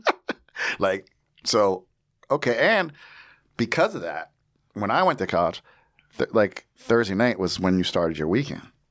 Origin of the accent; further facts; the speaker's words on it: New Jersey, United States; I grew up in Jersey